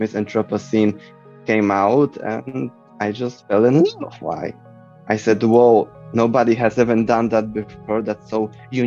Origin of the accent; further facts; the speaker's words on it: Poland; English is a second language; I'm from Poland